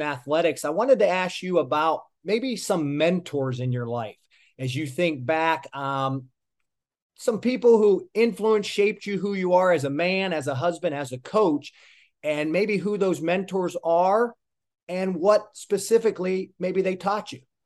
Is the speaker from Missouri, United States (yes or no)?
no; Pittsburgh, Pennsylvania, United States; now in South Florida, United States; I'm from Pittsburgh, and family's important to me as well